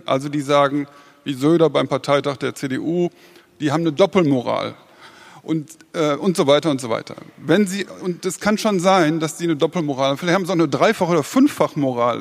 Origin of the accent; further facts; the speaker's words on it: Germany; als Deutsche